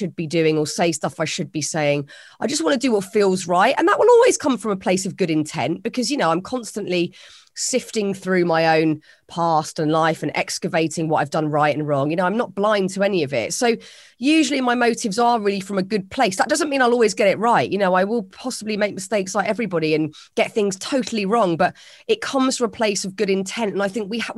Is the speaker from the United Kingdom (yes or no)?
yes; United Kingdom; It's a very British thing to sort of not say what we're thinking and smile and nod